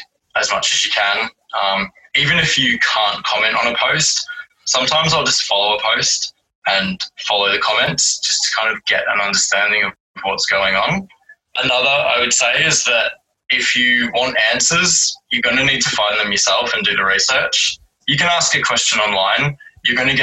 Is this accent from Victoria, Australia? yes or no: yes; Werribee, Victoria, Australia; now in Melbourne, Australia; I grew up in Werribee